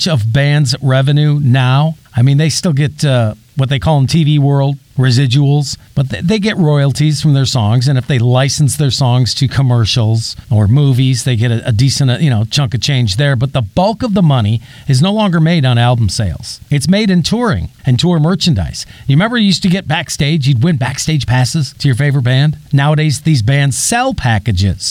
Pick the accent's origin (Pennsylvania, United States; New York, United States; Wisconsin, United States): Wisconsin, United States; Milwaukee; moved away; my home state in Milwaukee, Wisconsin